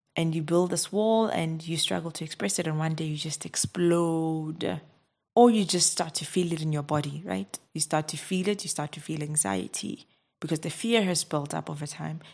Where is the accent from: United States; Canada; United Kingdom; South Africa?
South Africa; I'm from South Africa